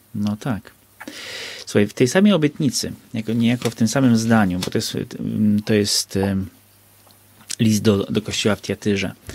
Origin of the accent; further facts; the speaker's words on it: Bieszczady, Subcarpathian Voivodeship, Poland; ja się wychowałem na wsi, w Bieszczadach